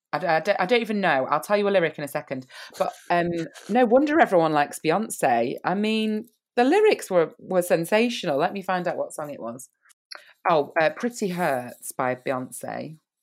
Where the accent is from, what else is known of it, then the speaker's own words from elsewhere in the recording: United Kingdom; I'm British